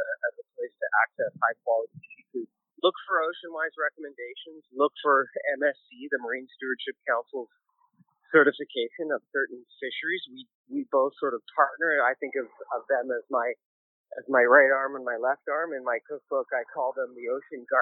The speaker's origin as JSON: {"language": "English", "town": "Penticton", "region": "British Columbia", "country": "Canada", "tie": "born or raised there", "also_born_or_lived": "Newfoundland", "lives_now": "Vancouver, Canada", "said": "I was born in Penticton, and here I am living in Vancouver"}